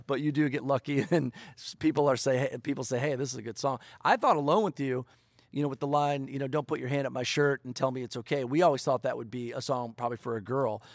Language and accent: English; Detroit, Michigan, United States; moved away; I was raised in the home of country music, Detroit, Michigan. So I grew up in Detroit